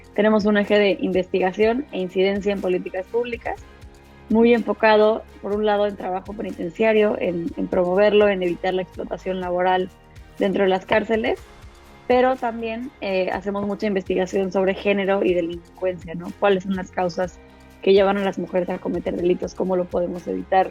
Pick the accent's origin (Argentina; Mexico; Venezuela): Mexico; soy mexicana, soy abogada.